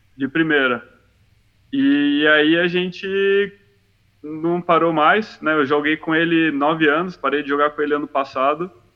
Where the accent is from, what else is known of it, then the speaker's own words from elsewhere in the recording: Santos, São Paulo, Brazil; Eu sou de Santos